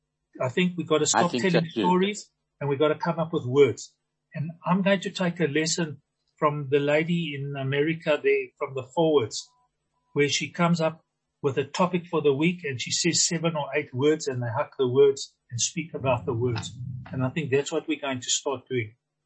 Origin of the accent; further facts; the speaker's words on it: Zimbabwe; I grew up in Zimbabwe. I grew up in Rhodesia called Zimbabwe today. My parents came in 35 from Vilna and Limau, spoke Yiddish to one another. So I understood, but can't speak.